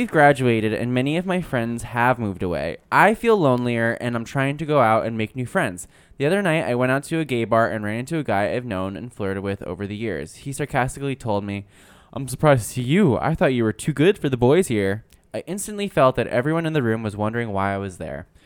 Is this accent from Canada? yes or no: yes; Montreal, Quebec, Canada; moved away as an adult; now in United States; I'm actually from Montreal, and when I moved here, I realized